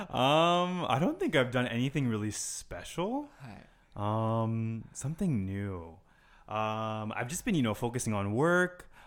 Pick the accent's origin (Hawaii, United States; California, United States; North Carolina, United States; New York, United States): Hawaii, United States; Honolulu; I am 27 years old and I'm from Honolulu, Hawaii.